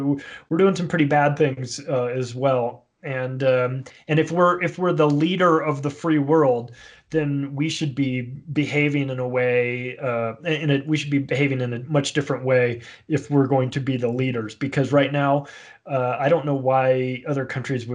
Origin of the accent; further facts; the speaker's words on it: United States; I say this as an American.